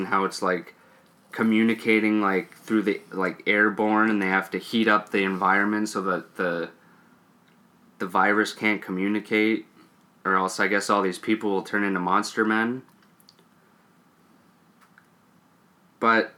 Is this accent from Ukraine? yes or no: no; Canada; We're Canadian.